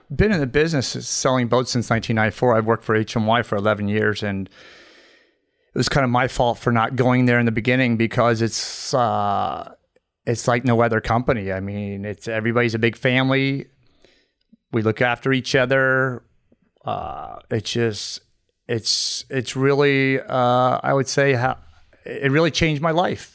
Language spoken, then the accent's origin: English; Merritt Island, Florida, United States; also born or lived in Bahamas; I grew up in Merritt Island.